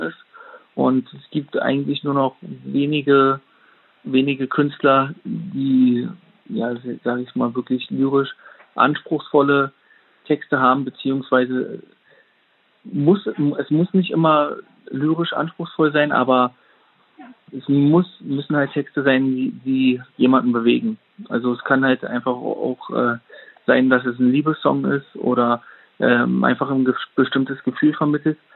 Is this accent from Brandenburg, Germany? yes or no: yes; Oranienburg, Brandenburg, Germany; ich bin in Oranienburg geboren und ähm, ja, habe hier in verschiedenen äh, Städten und Dörfern bereits schon gewohnt